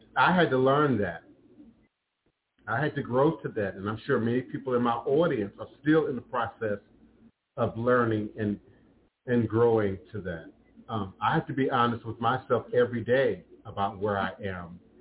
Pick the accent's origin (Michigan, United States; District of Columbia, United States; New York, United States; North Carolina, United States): District of Columbia, United States; Washington; growing up in Chocolate City, uh, y'all now call it the DMV, D.C., Maryland, uh, uh, Virginia area